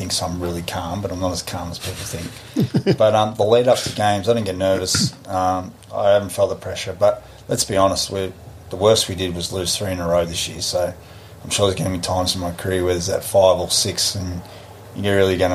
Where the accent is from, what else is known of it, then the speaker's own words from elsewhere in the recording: Australia; moved away as an adult; now in New Zealand; I'm an Australian